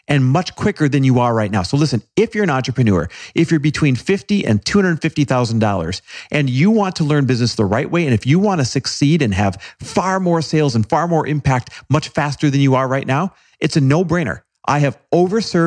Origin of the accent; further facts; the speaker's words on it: Wisconsin, United States; Grew up in Wisconsin